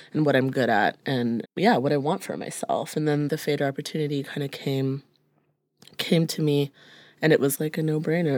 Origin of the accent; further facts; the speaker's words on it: Brampton, Ontario, Canada; now in Toronto, Canada; growing up in Brampton